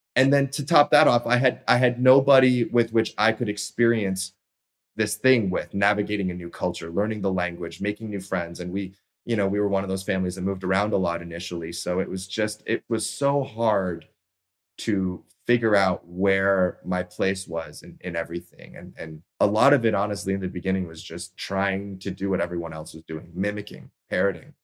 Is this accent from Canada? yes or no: yes; Toronto, Ontario, Canada; moved away; my hometown of Toronto